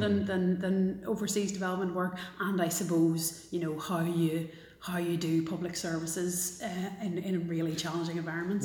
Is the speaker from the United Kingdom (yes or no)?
yes; Belfast, Northern Ireland, United Kingdom; also born or lived in Galway; I grew up in South Belfast in probably what's still one of the most integrated neighbourhoods in uh, in Belfast